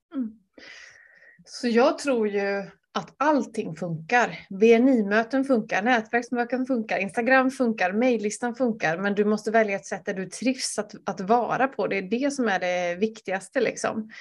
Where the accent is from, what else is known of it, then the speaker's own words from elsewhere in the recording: Vänersborg, Västra Götaland, Sweden; min hemstad